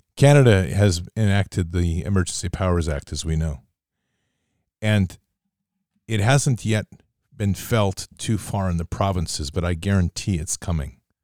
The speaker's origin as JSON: {"language": "English", "country": "United States", "said": "growing up in the United States"}